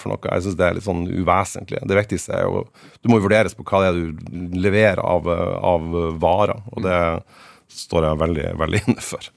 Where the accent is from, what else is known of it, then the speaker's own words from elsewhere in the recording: Fauske, Nordland, Norway; moved away as an adult; now in Tromsø, Norway; jeg er født og på Fauske. Jeg bodde der til jeg var ferdig med, med videregående.